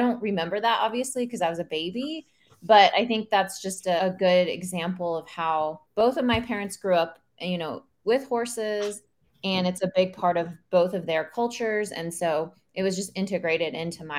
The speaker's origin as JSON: {"language": "English", "region": "Oklahoma", "country": "United States", "tie": "born or raised there", "said": "I grew up in Oklahoma and we grew up out in the country"}